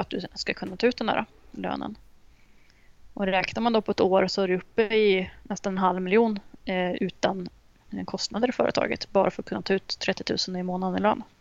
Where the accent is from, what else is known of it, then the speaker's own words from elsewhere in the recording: Uppsala, Uppsala County, Sweden; moved away as an adult; now in Jönköping, Sweden; från Uppsala ursprungligen så att jag skulle väl nästan säga att jag är Uppsalabo fortfarande. Men, men jag flyttade till Jönköping för ett år sedan